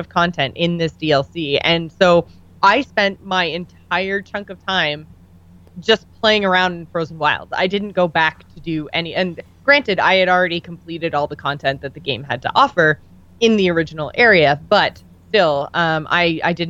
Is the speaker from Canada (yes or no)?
yes; Canada; We're Canadian